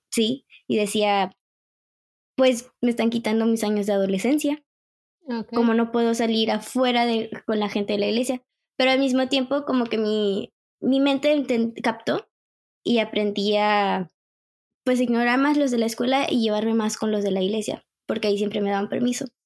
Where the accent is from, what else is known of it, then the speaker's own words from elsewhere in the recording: Monterrey, Nuevo León, Mexico; now in Canada; nací en México, Monterrey, y me vine a Canadá en el 2011